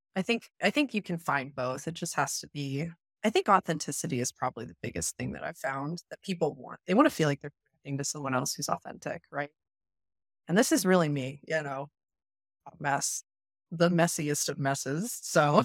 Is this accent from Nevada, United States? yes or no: yes; Las Vegas, Nevada, United States; I come from Vegas